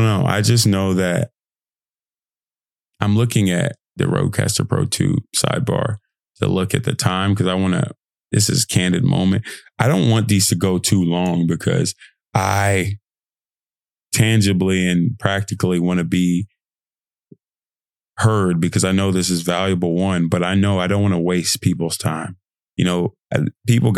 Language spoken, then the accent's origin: English; United Kingdom; accent: British; my lovely British accent.